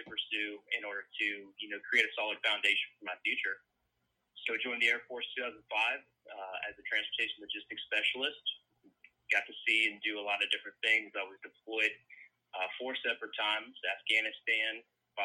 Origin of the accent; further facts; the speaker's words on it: Marysville, Ohio, United States; moved away as an adult; now in Raleigh, United States; I'm from Marysville, Ohio, so it's a little bit southwest of Columbus